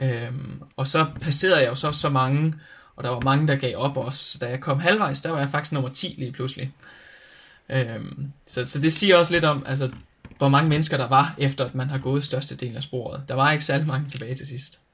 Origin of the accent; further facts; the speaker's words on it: Denmark; jeg har en rigtig sikker tilværelse med fantastiske forældre derhjemme i Danmark